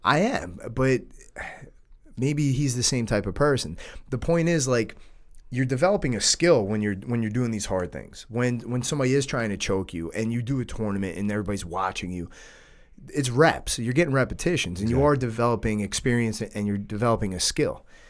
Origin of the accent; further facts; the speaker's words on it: New York, United States; we're from New York. All of our parents grew up in the city